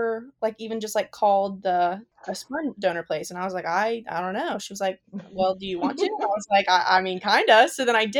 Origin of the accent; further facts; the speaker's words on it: West Virginia, United States; we're from West Virginia